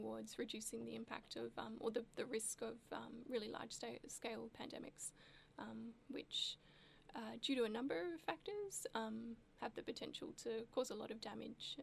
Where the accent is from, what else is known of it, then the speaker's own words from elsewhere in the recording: Melbourne, Victoria, Australia; also born or lived in Darwin; growing up in Melbourne, there is, some exposure to Aboriginal culture here